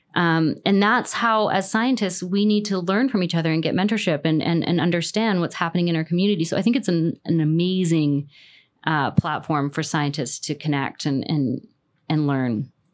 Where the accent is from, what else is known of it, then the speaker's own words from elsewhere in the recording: Canada; I'm Canadian